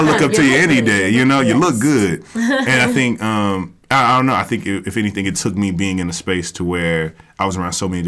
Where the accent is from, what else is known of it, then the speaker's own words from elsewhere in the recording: the South, United States; I'm from the South